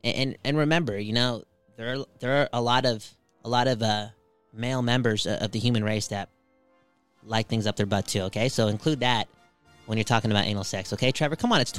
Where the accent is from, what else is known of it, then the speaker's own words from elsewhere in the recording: Belgium; I'm from Belgium. Can we talk more about that? The Belgian people?